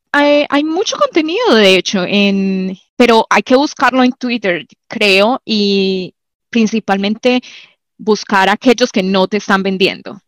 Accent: Medellín, Antioquia, Colombia; moved away; yo nací en Manrique, era uno de los barrios más peligrosos en Medellín en su época

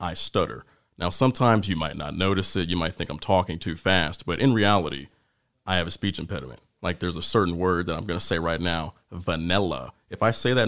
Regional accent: Warren, Ohio, United States; I was born and raised in Warren, Ohio

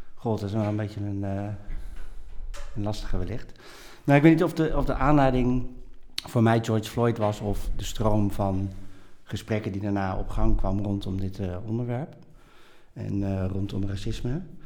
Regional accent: Nijmegen, Gelderland, Netherlands; also born or lived in Bogotá, Colombia; En ik ben opgegroeid in Nijmegen. En ik ben geboren in Bogota, in Colombia. Dus ik ben geadopteerd.

